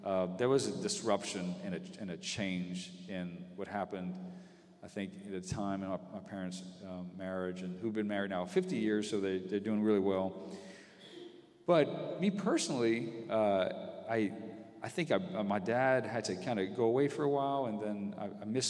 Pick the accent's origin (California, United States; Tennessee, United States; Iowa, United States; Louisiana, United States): Louisiana, United States; Breaux Bridge; I was one of four boys, and we grew up in Brobridge and around extended family